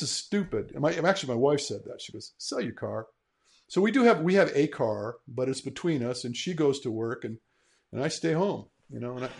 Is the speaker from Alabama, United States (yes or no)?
no; Michigan, United States; I'm a Midwestern boy myself. I'm from Michigan. I don't know if you guys knew that, but mm-hmm. I was born and raised in Michigan.